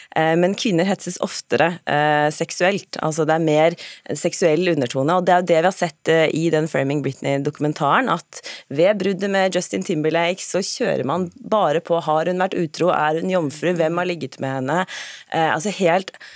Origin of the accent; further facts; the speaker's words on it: Norway; Jeg sier ikke 'jeg er nordmann', jeg sier oftere 'jeg er norsk kvinne'